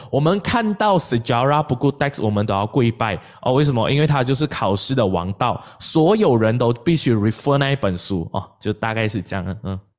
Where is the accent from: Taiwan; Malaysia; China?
Malaysia; 我们马来西亚人